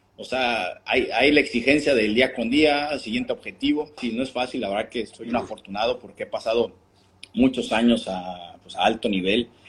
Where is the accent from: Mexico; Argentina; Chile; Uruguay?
Mexico; como mexicano